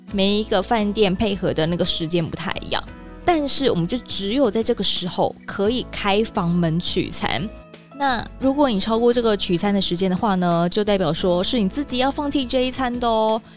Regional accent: Taiwan; 当然跟咱们台湾人不同嘛

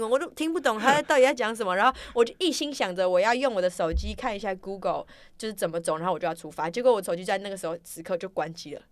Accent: Taiwan; 我是从台湾来

